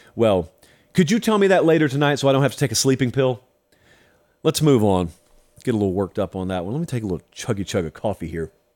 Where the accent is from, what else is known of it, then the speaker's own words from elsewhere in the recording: the South, United States; I did not grow up in Indiana. I grew up in the South